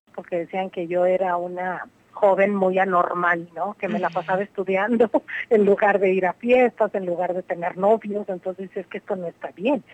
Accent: Mexico; como mujer y como mujer mexicana

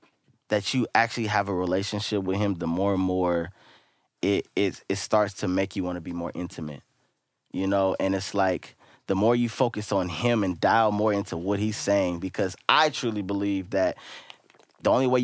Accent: Richmond, California, United States; I'm born and raised in Richmond.

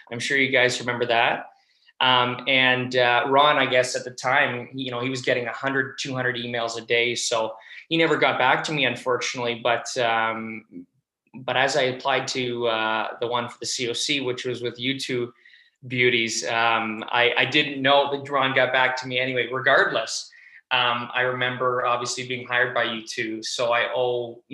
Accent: Toronto, Ontario, Canada; moved away as an adult; Toronto, my hometown in Canada

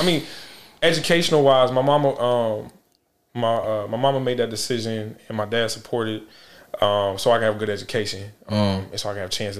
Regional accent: Charlotte, North Carolina, United States; born or raised there; also born or lived in Augusta, Georgia

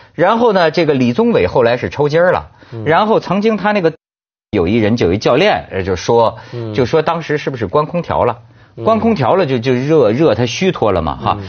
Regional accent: Shijiazhuang, Hebei, China; moved away; also born or lived in Beijing; 我们家乡石家庄

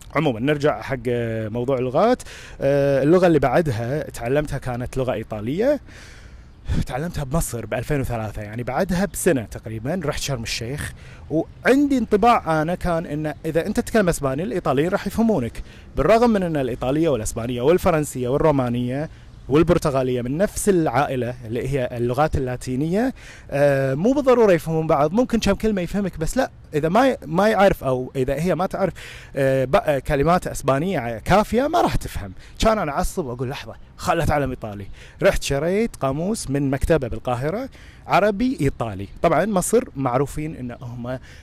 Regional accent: Kuwait; first language Arabic

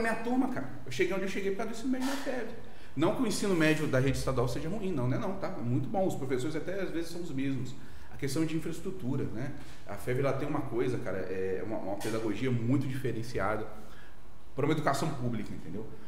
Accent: Volta Redonda, Rio de Janeiro, Brazil; Eu nascido e criado em, Volta Redonda

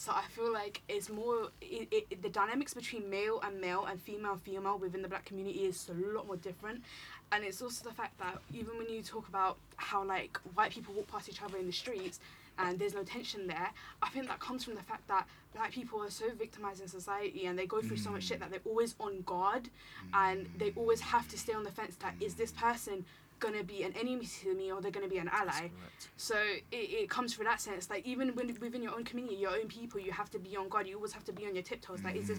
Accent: India; because as an outsider, in terms of being Indian

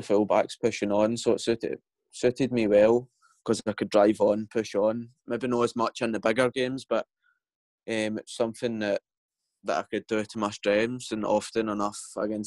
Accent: Paisley, Scotland, United Kingdom; I'm from Paisley, so a lot of my friends are St Mirren fans

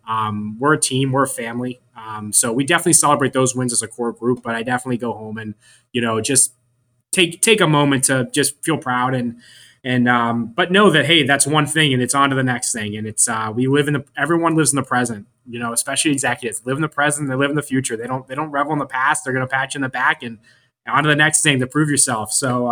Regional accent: Pittsburgh, Pennsylvania, United States; moved away as an adult; now in Florida, United States; I was from Pittsburgh, and I moved down here for 3 months

